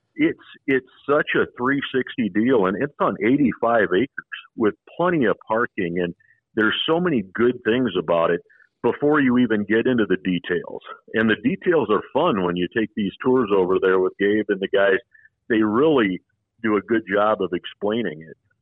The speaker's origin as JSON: {"language": "English", "town": "Sioux Falls", "region": "South Dakota", "country": "United States", "tie": "born or raised there", "also_born_or_lived": "Minnesota", "moved": "yes", "lives_now": "Las Vegas, United States", "said": "I grew up in the Midwest in Sioux Falls, South Dakota."}